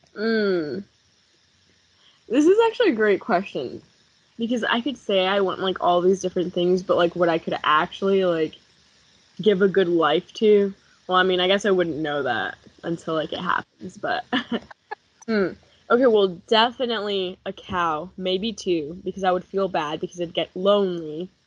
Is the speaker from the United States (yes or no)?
yes; South Bend, Indiana, United States; growing up in Indiana